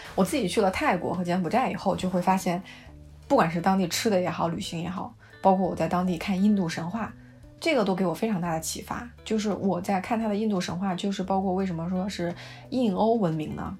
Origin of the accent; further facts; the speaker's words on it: China; moved away; 对于我们中国人来说，其中还有很大一部分没有考量到，就是我们的餐桌的幸福指数